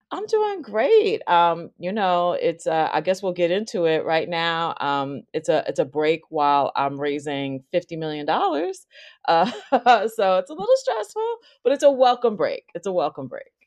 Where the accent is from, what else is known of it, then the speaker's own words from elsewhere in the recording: White Plains, New York, United States; moved away as an adult; also born or lived in Elmsford, New York / Roxbury, Massachusetts; I grew up in Westchester County, north of the Bronx